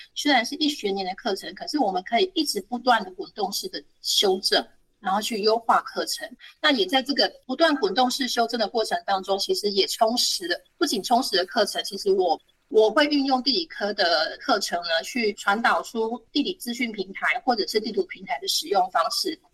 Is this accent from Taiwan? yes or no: yes; Nantou County, Taiwan; now in Hsinchu, Taiwan; 我是南投人，我不是新竹人